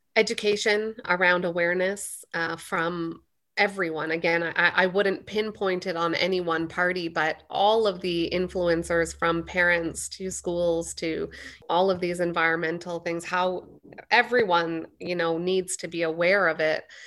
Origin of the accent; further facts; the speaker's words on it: Canada; I was born and raised in Canada